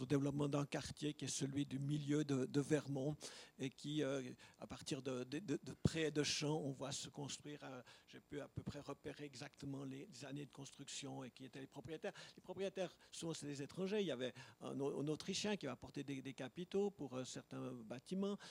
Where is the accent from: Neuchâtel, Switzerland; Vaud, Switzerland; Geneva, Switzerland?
Vaud, Switzerland; Leysin; moved away; also born or lived in Lausanne; je suis né à Lesins. J'y ai vécu quelques années